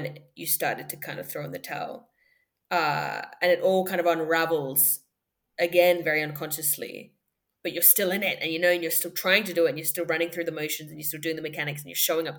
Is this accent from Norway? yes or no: no; Perth, Western Australia, Australia; also born or lived in Paris, France; I grew up in Perth, Australia, amongst other places. My dad is French. My mom is Moroccan. I was born in Paris.